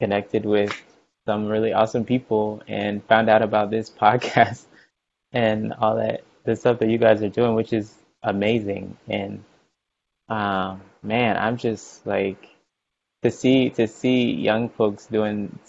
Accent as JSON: {"language": "English", "town": "Houston", "region": "Texas", "country": "United States", "tie": "born or raised there", "also_born_or_lived": "Virginia / California", "moved": "as an adult", "said": "I grew up in Houston, Texas"}